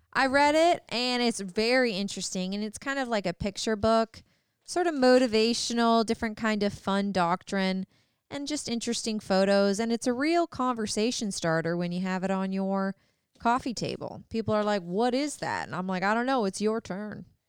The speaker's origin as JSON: {"language": "English", "country": "Canada", "tie": "born or raised there", "moved": "yes", "said": "I'm from Canada. We both grew up in the country"}